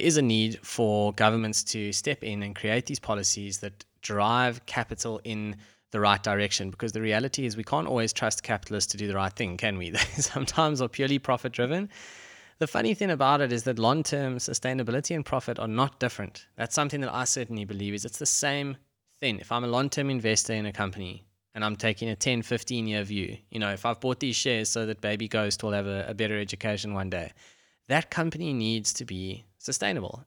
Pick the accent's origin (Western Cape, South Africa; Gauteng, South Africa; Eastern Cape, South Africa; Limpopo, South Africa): Gauteng, South Africa; Johannesburg; when I grew up in Joburg